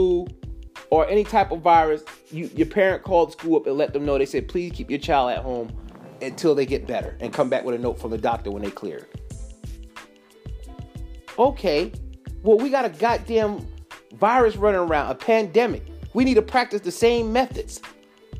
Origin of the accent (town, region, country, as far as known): United States